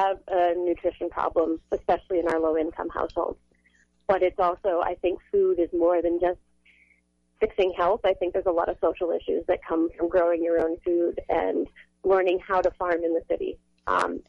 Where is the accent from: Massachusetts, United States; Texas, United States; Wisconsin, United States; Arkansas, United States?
Massachusetts, United States; also born or lived in New Hampshire / Vermont; now in Philadelphia, United States; I grew up in Massachusetts, actually, surrounded by farms